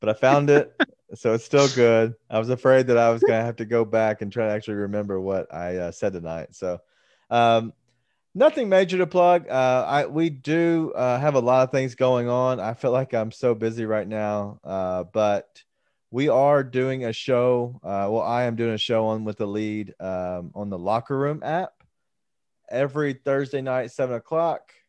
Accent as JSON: {"language": "English", "town": "Memphis", "region": "Tennessee", "country": "United States", "said": "we are from Memphis"}